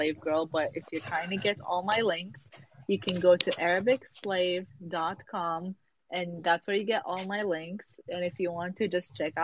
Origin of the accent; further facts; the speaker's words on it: Dubai, United Arab Emirates; I grew up in Dubai